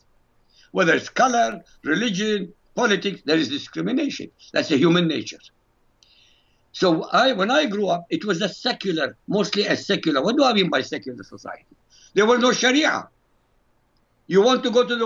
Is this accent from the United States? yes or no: no; Baghdad, Baghdad Governorate, Iraq; When I grew up in Iraq, Iraq was a monarchy